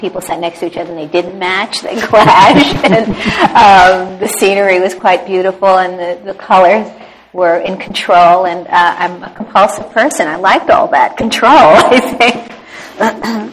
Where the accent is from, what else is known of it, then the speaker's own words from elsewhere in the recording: New York, United States; I was born in New York, and I was exposed to theater at a very early age uh, my father always took me into Manhattan for my birthday